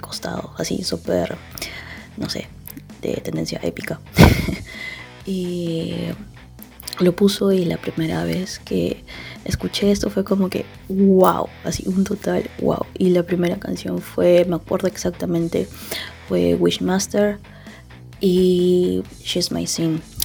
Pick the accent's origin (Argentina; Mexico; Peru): Peru; moved away as an adult; now in Barcelona, Spain; soy de Perú y actualmente estoy en Barcelona